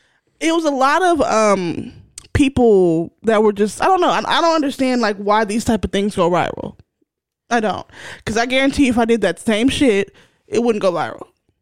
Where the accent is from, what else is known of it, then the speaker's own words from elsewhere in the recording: Philadelphia, Pennsylvania, United States; from Philly.